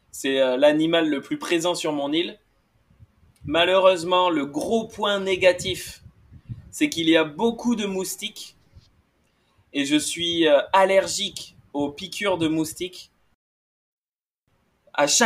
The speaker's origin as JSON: {"language": "French", "town": "Bordeaux", "region": "Nouvelle-Aquitaine", "country": "France", "tie": "born or raised there", "said": "je suis français, hein, j'ai grandi à Bordeaux"}